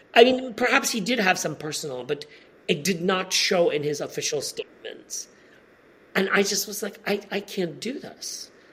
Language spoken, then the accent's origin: English; Poland; also born or lived in Bishop's Stortford, United Kingdom; my high school in my hometown